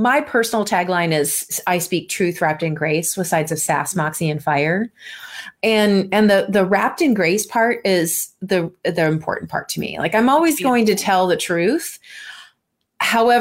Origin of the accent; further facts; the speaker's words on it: California, United States; also born or lived in Minnesota; now in Seattle, United States; I was born in Minnesota, raised in California, and I've lived here in the Seattle area for almost 20 years now.